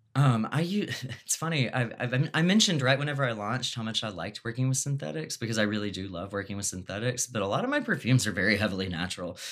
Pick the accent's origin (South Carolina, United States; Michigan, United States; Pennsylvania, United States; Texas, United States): Texas, United States; I'm from Texas